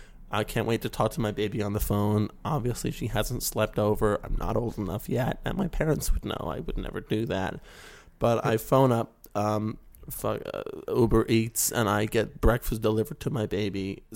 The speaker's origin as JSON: {"language": "English", "region": "West Virginia", "country": "United States", "tie": "born or raised there", "lives_now": "California, United States", "said": "You can tell by my accent that I'm clearly from West Virginia."}